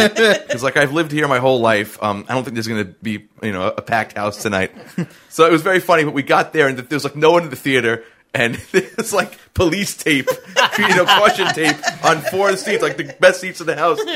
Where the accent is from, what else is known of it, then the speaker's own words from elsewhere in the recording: New York, United States; I'm from New York